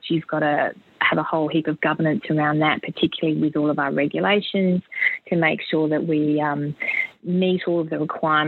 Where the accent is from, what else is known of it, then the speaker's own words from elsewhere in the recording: South Australia, Australia; growing up in South Australia